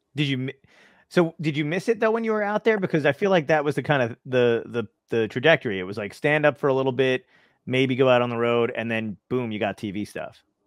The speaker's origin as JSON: {"language": "English", "town": "New York City", "region": "New York", "country": "United States", "said": "I'm from Brooklyn originally"}